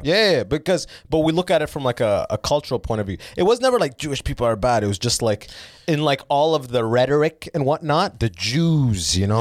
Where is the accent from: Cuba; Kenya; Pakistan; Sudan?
Sudan; Northern Sudan; moved away; I'm from the North 'cause we got fucked by the Arabs